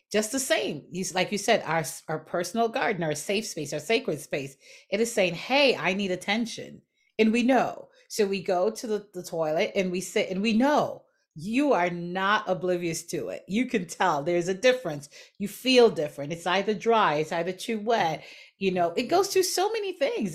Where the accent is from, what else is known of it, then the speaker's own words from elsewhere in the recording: Jamaica; growing up in Jamaica